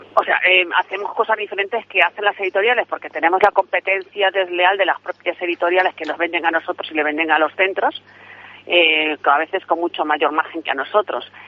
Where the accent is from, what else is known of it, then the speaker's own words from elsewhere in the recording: Santa Comba, Galicia, Spain; mi pueblo, a Santa Comba